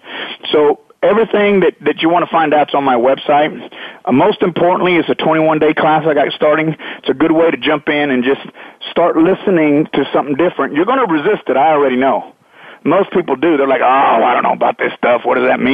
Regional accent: Texas, United States; I grew up in Texas

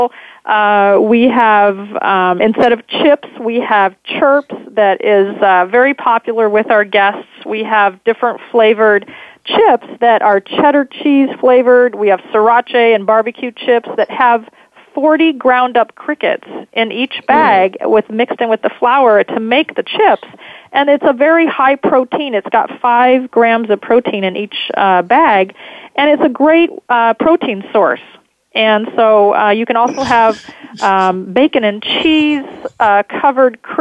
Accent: California, United States; growing up in California

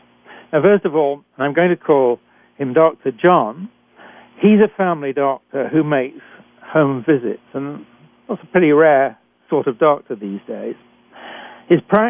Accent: United Kingdom; accent: British; moved away as an adult; also born or lived in Canada; I'm a physician trained in Britain, and as you can tell from my accent

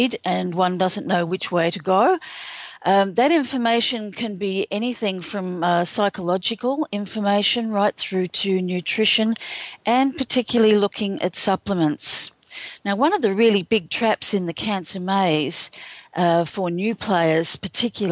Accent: Australia; I'm an Australian

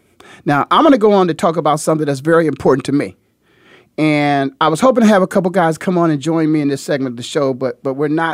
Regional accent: Canton, Ohio, United States; also born or lived in Philadelphia / Cleveland; Ohio, the heart of it all, is so special to me. I was born and raised in Canton, Ohio, went on to the Ohio State University to get my education, then went on to the city of brotherly love in Philadelphia

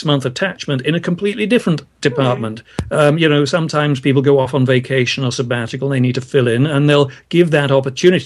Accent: Brighton, South East England, United Kingdom; moved away as an adult; also born or lived in London; now in San Francisco Bay Area, United States; I was born and brought up in Brighton, which is a town on the south coast of England

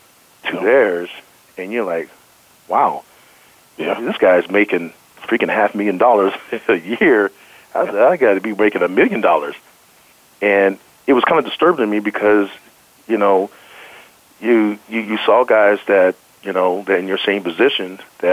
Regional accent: Denver, Colorado, United States; The one thing I did like about it was the fact that, of course, I'm from Denver, right?

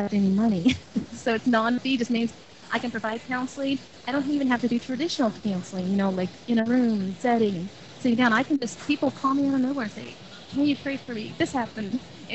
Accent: Long Beach, California, United States; I was born in Long Beach, California

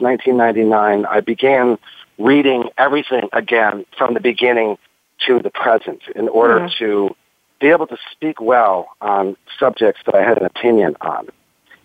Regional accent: United States; moved away as an adult; as an American

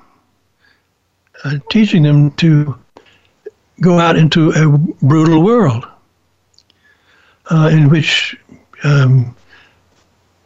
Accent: Mobile, Alabama, United States; also born or lived in Chicago / New Orleans; I decided to transfer back to Mobile, which is my hometown

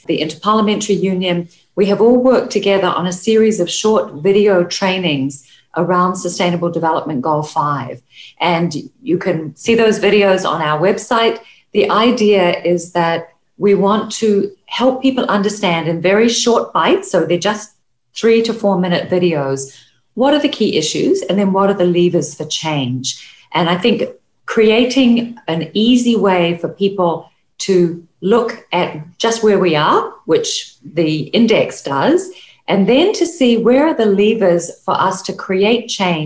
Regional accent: New Zealand; I'm from New Zealand

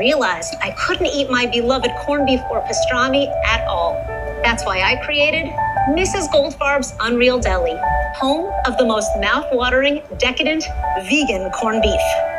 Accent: New York City, New York, United States; moved away as an adult; now in Los Angeles, United States; Now, although I hail from New York City, about a decade ago, I moved to beautiful, sunny Los Angeles. There, I shed the pesky accent.

